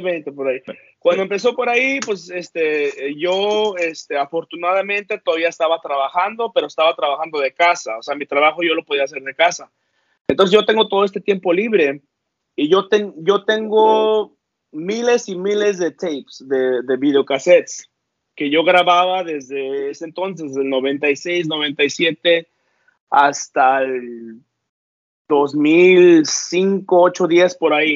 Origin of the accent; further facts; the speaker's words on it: northern California, United States; Soy, soy americano, pero del norte de California.